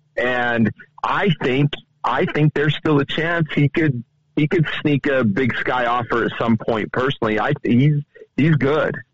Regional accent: Idaho, United States; now in Montana, United States; I'm from Idaho originally

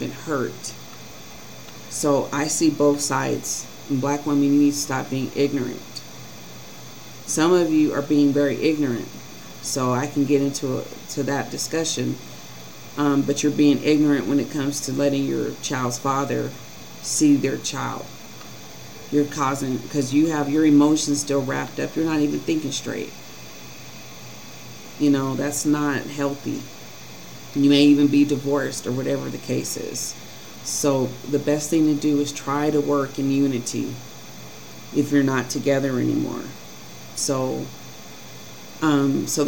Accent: Colorado, United States; growing up in Colorado was extremely difficult

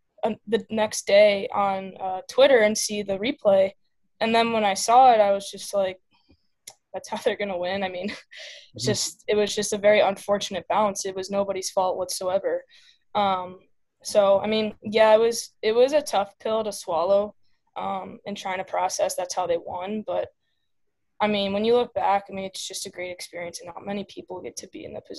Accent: Illinois, United States; Yeah, so I started playing hockey with my hometown team.

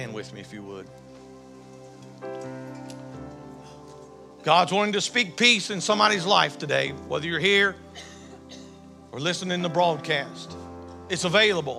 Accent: the South, United States; I'm from the South.

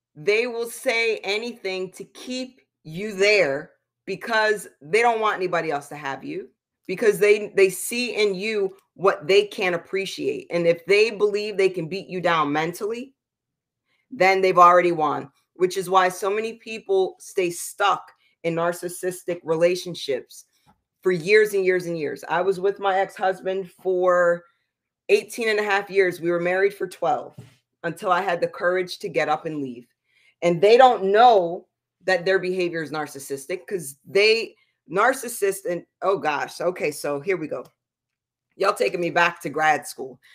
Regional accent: East Coast, United States; moved away; I'm from the East Coast where you can get in a car and drive forty-five minutes to an hour to get to a beach

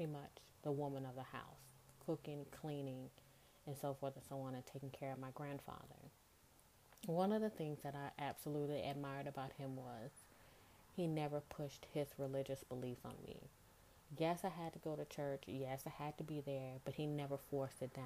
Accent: Goshen, Mississippi, United States; moved away as an adult; now in New Orleans, United States; I'm originally from a small town in Mississippi called Goshen, 20 minutes outside of Biloxi. I always say that I was born and raised in Mississippi

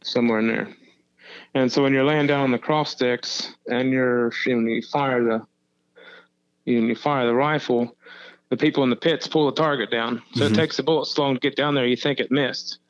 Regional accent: Portsmouth, Ohio, United States; I am from Portsmouth, Ohio.

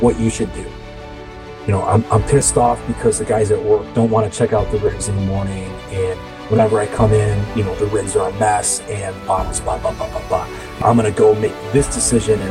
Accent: Calumet City, Illinois, United States; I grew up in Calumet City for the most part, kind of transient for a little bit of my life, you know, moving around with my family when they split up

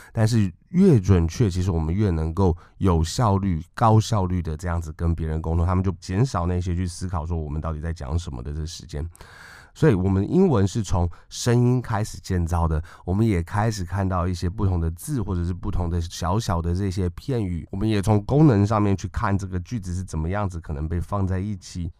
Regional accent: Taiwan; 台湾我们从小出生出长，在这个教育体系里面学过英文的人

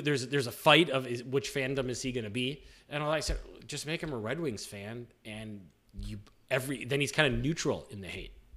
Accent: St. Louis, Missouri, United States; we grew up in the Saint Louis area

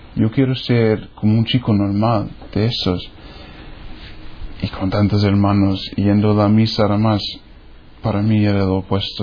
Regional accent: New Hampshire, United States; Spanish is a second language; moved away; soy de los Estados Unidos. New Hampshire está por el norte en un grupo de estados pequeños que se llama Nueva Inglaterra

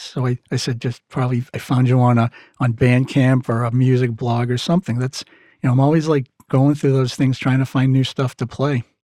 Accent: Massachusetts, United States; accent: Mass; my mass accent

